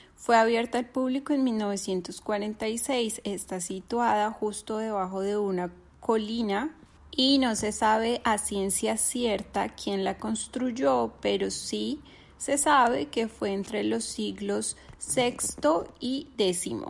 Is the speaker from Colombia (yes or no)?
yes; Colombia; moved away as an adult; now in Turkey